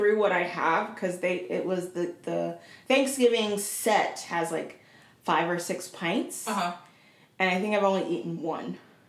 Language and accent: English; Portland, United States; my hometown of Portland.